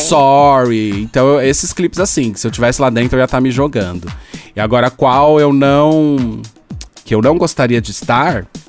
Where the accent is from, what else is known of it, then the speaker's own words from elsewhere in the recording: São Paulo, Brazil; eu sou, eu sou de São Paulo